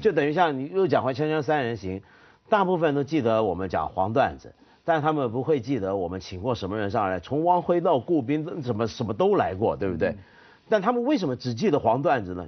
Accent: Taiwan; 你知道北投温泉在我小时候在台湾给人的印象是什么？

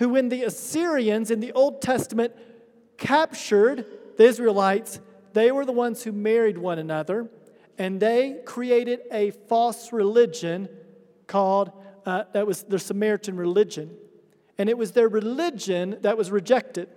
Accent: United States; moved away as an adult; now in Addis Ababa, Ethiopia; I grew up in the United States in a very small town, in a very small state that's known for high poverty

